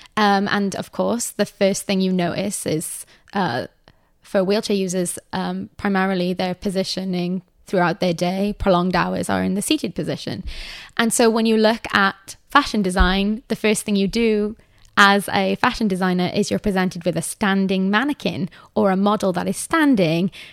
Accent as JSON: {"language": "English", "town": "Cardiff", "region": "Wales", "country": "United Kingdom", "tie": "born or raised there", "also_born_or_lived": "Manhattan", "moved": "yes", "said": "I've only lived in one house for my entire life, um, and that is in Cardiff."}